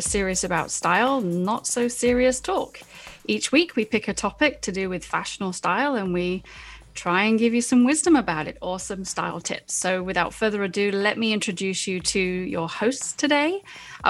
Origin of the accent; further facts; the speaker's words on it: United Kingdom; moved away; I'm British